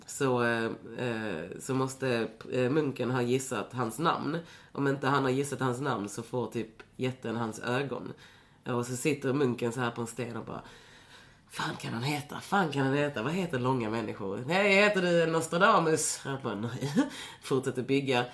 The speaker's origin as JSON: {"language": "Swedish", "town": "Lund", "region": "Skåne", "country": "Sweden", "tie": "born or raised there", "said": "jag är ju från Lund. Så, eller så jag, jag växte ju upp i en stad där inte så mycket hände"}